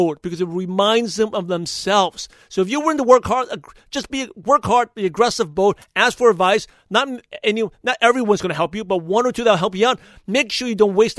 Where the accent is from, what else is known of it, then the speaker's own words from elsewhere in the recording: United States; I'm American-born Chinese, even though I was born in the U.S.